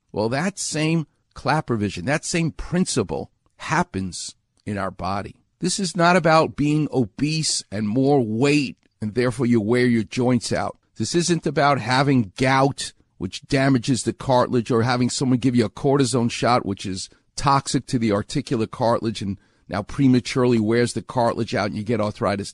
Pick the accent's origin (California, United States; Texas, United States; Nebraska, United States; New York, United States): New York, United States; moved away; I'm from New York.